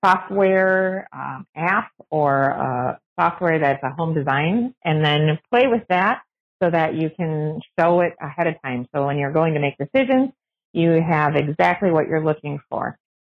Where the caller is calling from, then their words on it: Green Bay, Wisconsin, United States; from Green Bay, Wisconsin.